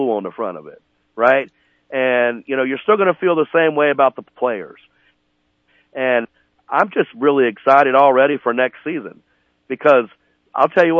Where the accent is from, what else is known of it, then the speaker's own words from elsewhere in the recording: the South, United States; I'm a Southerner